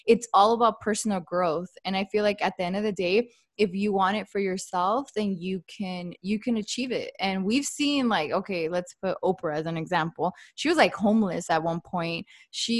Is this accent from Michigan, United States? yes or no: no; El Monte, California, United States; I'm from El Monte